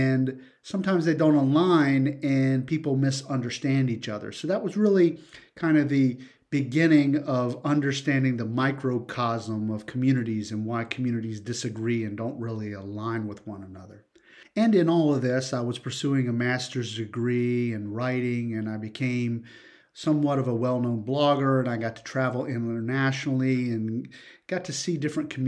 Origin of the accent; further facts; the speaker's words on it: South Carolina, United States; I grew up in South Carolina